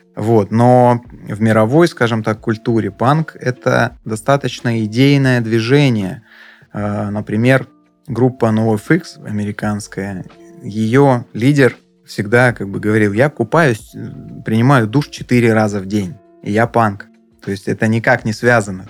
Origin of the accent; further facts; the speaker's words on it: Adler, Krasnodar Krai, Russia; мы, естественно, как и все, а, адлерские, сдавали квартиру летом